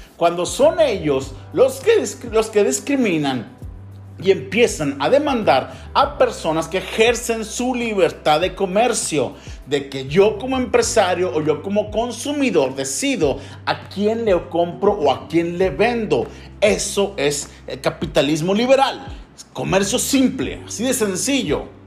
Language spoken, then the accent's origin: Spanish; Mexico; yo como ciudadano mexicano tengo la libertad de practicar la fe que yo quiera